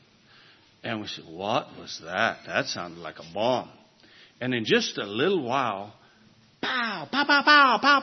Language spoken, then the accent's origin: English; United States